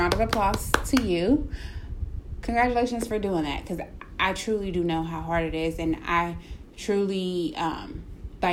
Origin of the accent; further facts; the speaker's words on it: Cleveland, Ohio, United States; I'm from Cleveland